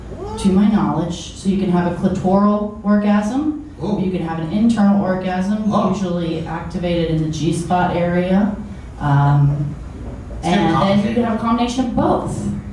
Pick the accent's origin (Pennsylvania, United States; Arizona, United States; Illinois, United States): Illinois, United States; Chicago; I'm from Chicago.